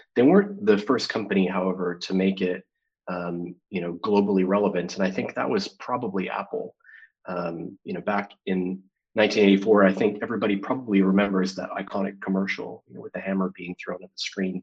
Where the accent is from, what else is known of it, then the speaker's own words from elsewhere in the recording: Calgary, Alberta, Canada; Calgary um, Alberta, Canada, my hometown